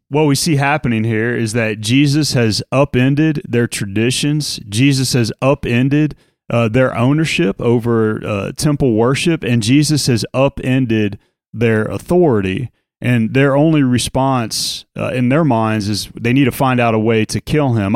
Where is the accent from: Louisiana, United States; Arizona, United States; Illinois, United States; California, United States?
Louisiana, United States; New Orleans; growing up in South Louisiana in New Orleans